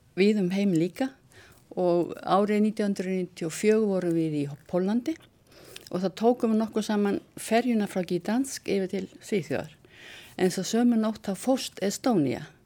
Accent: Vestmannaeyjar, Southern Region, Iceland; ég fættu upp alveg í Vestmannum

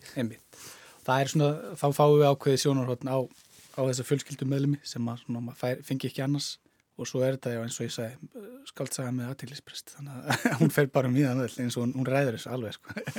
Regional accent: Hvolsvöllur, Southern Region, Iceland; also born or lived in Selfoss; Ég er frá, hérna, ég er frá Kolsvöldi

